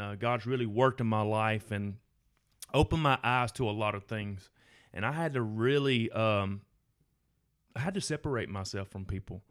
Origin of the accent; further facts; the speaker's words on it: Gardendale First Baptist, Alabama, United States; I grew up in Garnell First Baptist